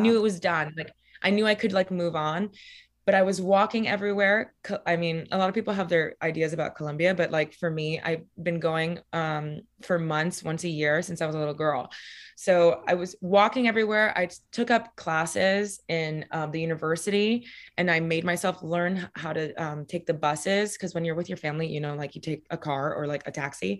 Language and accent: English; Miami, Florida, United States; moved away as an adult; now in New York, United States; So I grew up in Miami, Florida, specifically Coral Gables, or how we call it in Miami, Coral Gable